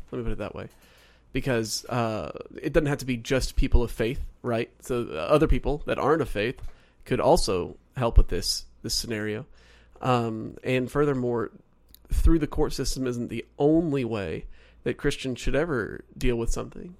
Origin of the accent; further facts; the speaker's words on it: Oklahoma, United States; also born or lived in North Carolina; now in Southern California, United States; so originally I'm from Oklahoma. I was born and raised, well, I was raised there. I was born in North Carolina